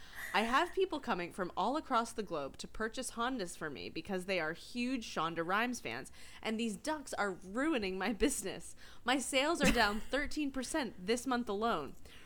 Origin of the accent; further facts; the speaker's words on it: Maine, United States; now in New York City, United States; I grew up in Maine, but not Lauren.